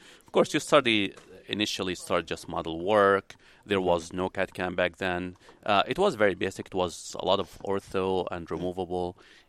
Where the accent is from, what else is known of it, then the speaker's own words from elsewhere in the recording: Lebanon; also born or lived in Palestine; now in Tampa, United States; So I'm originally from the Middle East, from Lebanon. I'm Palestinian.